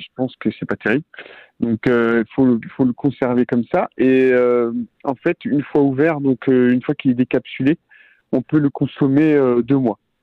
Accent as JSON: {"language": "French", "town": "Rennes", "region": "Brittany", "country": "France", "said": "je suis de Bretagne. Euh, de Rennes exactement, à côté de Rennes, dans la campagne"}